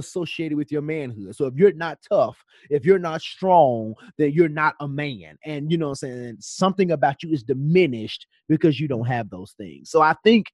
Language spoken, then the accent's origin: English; Memphis, Tennessee, United States; moved away as an adult; now in Atlanta, United States; this friend just moves to Memphis, moves to my hometown